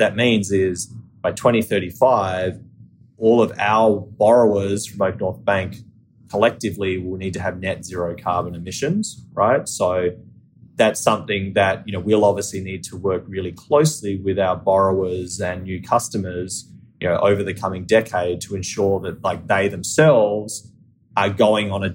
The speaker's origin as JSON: {"language": "English", "country": "Australia", "accent": "Australian", "moved": "as an adult", "lives_now": "United States", "said": "I'm Australian, right? As some of your listeners may be able to tell from my accent, but I've lived in the US for 12 years"}